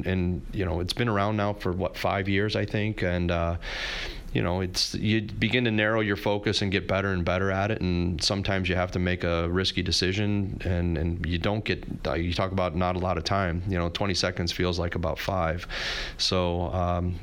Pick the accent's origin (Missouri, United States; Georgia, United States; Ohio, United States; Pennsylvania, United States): Missouri, United States; St. Louis; having been born and raised in St. Louis